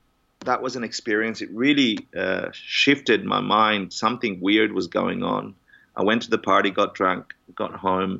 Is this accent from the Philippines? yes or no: no; Australia; moved away as an adult; now in New York, United States; I'm Australian. I'm not American